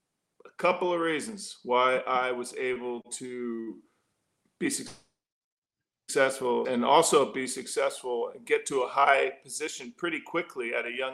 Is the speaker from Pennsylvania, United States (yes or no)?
yes; Philadelphia, Pennsylvania, United States; moved away as an adult; also born or lived in Los Angeles; now in San Antonio, United States; growing up in Philly